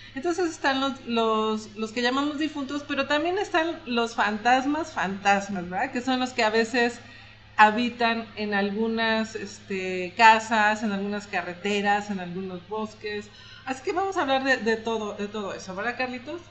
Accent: Mexico; los mexicanos somos así

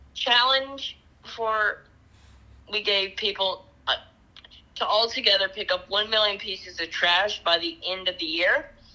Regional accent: Chattanooga, Tennessee, United States; I'm 13 from Chattanooga, Tennessee

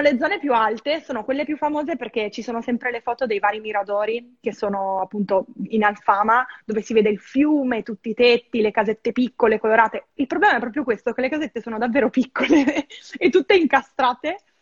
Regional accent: Verona, Veneto, Italy; moved away as an adult; now in Lisbon, Portugal; la mia vita a Verona, perché vengo da Verona

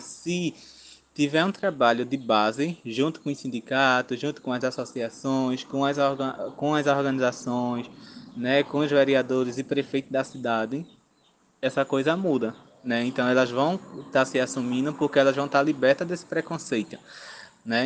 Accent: Engenho Rochedo, Zona da Mata Sul, Pernambuco, Brazil; eu sou do Engenho Rochedo, zona da Mata Sul de Pernambuco

